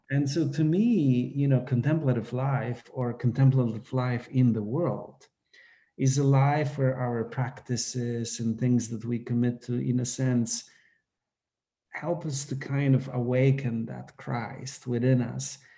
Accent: Poland; moved away; I grew up in Poland

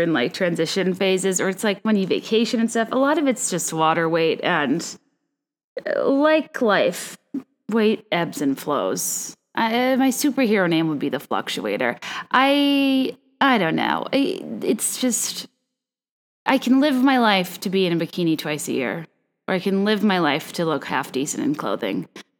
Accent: Virginia, United States; I'm basing my perfect recipes off of things I grew up eating in Virginia

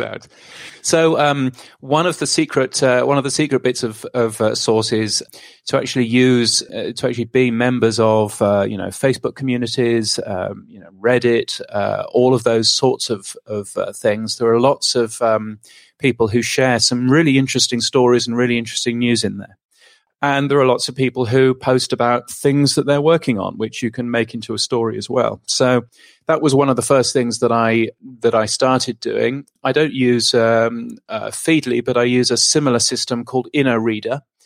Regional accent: United Kingdom; moved away as an adult; now in Australia; I'm a Brit, not, not an Aussie

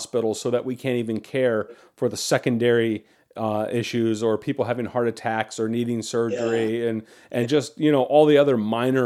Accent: United States; as an American

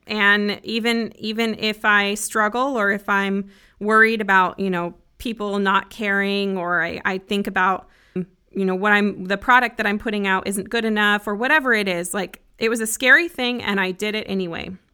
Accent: Broomfield, Colorado, United States; moved away as an adult; also born or lived in Grand Junction, Colorado; now in Nashville, United States; I grew up in a city called Broomfield, just north of Denver.

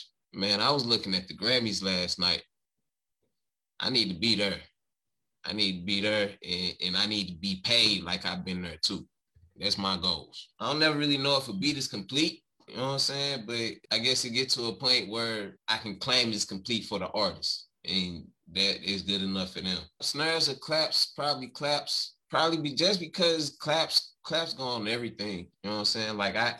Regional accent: St. Louis, Missouri, United States; Cause I was born and raised here, man. North side, I grew up on Adelaide and West Florissant.

